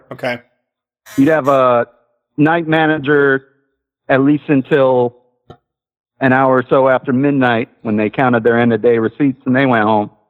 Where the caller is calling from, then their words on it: Hawaii, United States; It's actually day here. I'm calling from Maui.